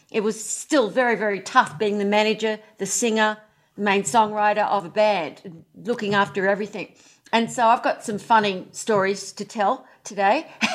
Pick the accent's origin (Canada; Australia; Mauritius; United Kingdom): Australia; moved away as an adult; now in California, United States; I am from Australia. G'day, everyone. And living in California now.